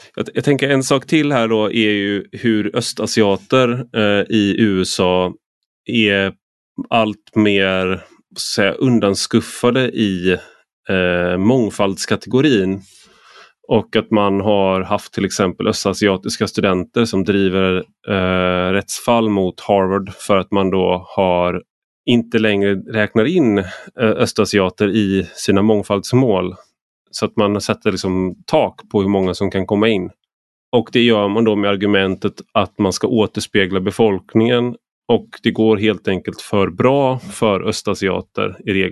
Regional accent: Gothenburg, Västra Götaland, Sweden; jag är uppvuxen i Majorna

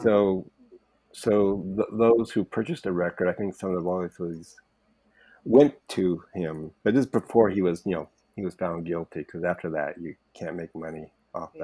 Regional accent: Topanga Canyon, California, United States; I was raised in Topanga Canyon in the '60s

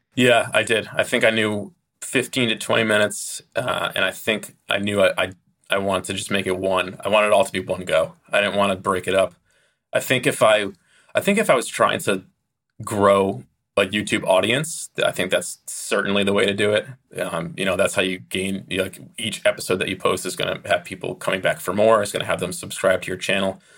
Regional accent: United States; as an American

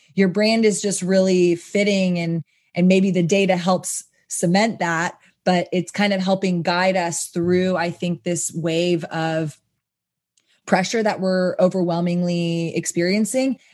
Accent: Austin, Texas, United States; I come from Austin, obviously, and live music

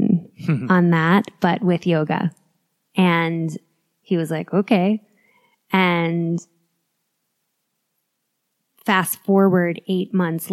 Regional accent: New York City, New York, United States; moved away as an adult; now in Boulder, United States; I'm a New Yorker through and through

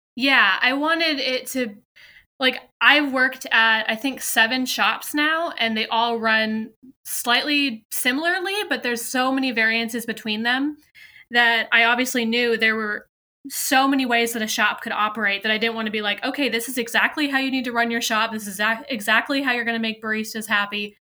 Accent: California, United States; now in Williamsburg, United States; I am based in Williamsburg, Virginia, but I'm originally from California.

